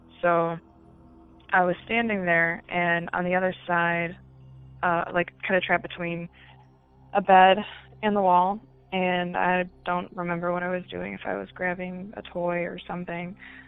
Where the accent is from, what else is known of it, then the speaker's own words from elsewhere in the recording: Great Lakes, United States; but I'm from the Great Lakes region and my stories pretty much are all in my childhood. I grew up in a haunted house